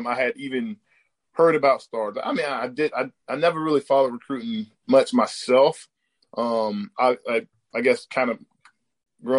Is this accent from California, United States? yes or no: no; St. Augustine, Florida, United States; Here in St. Augustine, Hastings, Florida area